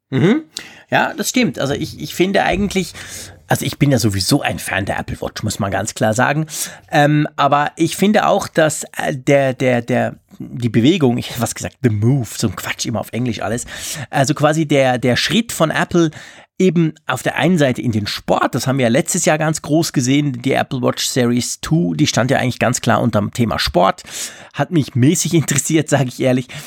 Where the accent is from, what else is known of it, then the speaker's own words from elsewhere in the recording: Switzerland; bei uns in der Schweiz